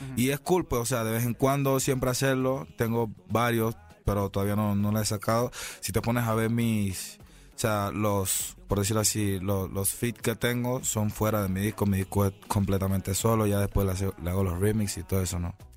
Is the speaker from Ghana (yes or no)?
no; Panama; cinco años en mi país